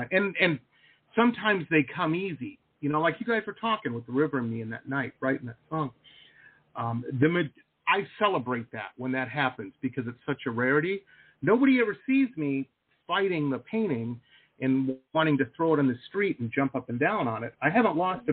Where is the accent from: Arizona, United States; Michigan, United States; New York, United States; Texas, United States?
Michigan, United States; Detroit; moved away as an adult; also born or lived in Boston / San Diego; I grew up in Metro Detroit